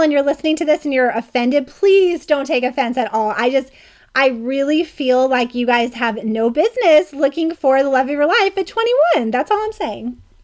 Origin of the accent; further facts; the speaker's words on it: Charlotte, North Carolina, United States; now in California, United States; I grew up in Charlotte, North Carolina